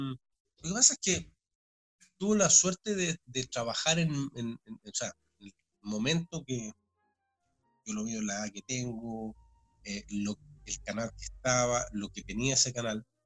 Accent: Chile; se junta eso como hincha, como chileno, además de lo profesional creo que tuve suerte

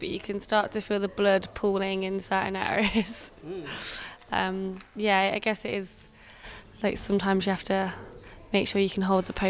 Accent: England, United Kingdom; Here in Griffith, I'm packing oranges for my farm work. I'm actually English.

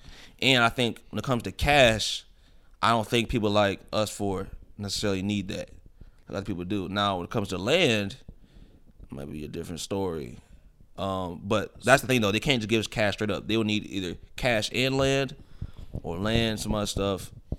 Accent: Poland; Motherfucker, I'm from Poland.

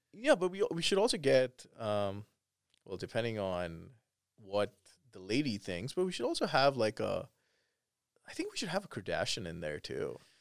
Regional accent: Canada; I'm Canadian

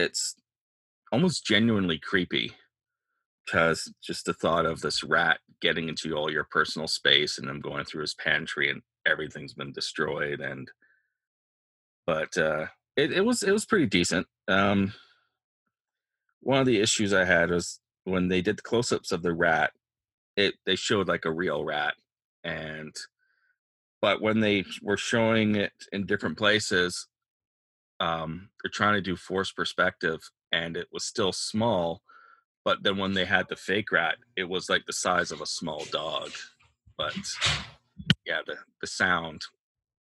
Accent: Victoria, British Columbia, Canada; my hometown of Victoria

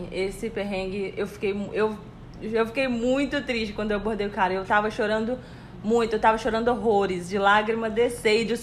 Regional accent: Brazil; eu falei, eu sou do Brasil

